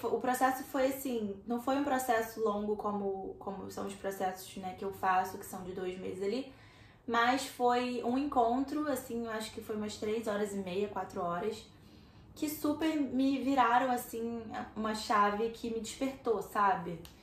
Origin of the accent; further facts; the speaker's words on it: Rio de Janeiro, Brazil; eu sou do Rio de Janeiro